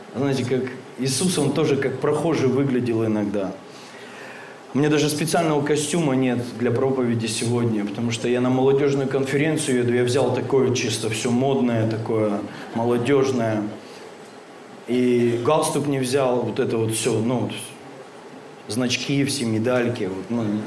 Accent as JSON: {"language": "Russian", "town": "Krasnoyarsk", "region": "Krasnoyarsk Krai", "country": "Russia", "said": "мы из Красноярска оба. Он на одном берегу живет, я на другом"}